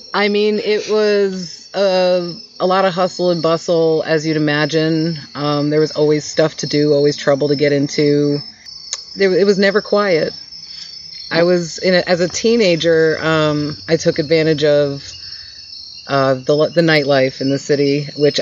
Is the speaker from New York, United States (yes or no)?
yes; New York City, New York, United States; moved away as an adult; now in Asheville, United States; I was born and raised in New York City, and I came here and I never left.